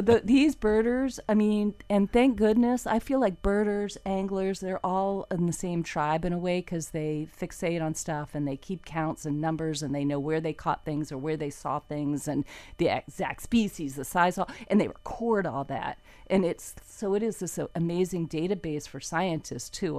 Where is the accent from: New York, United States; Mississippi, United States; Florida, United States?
Florida, United States; Fort Lauderdale; also born or lived in Ocala, Florida; I grew up in Wilton Manors on a little dirty little canal